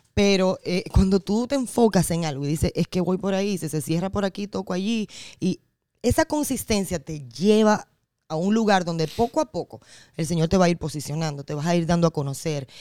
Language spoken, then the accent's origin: Spanish; Dominican Republic; en un concurso de voz que había en mi pueblo, en República Dominicana